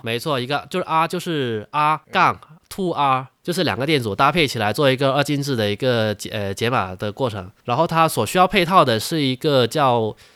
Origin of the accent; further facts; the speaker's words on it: China; 我们大陆人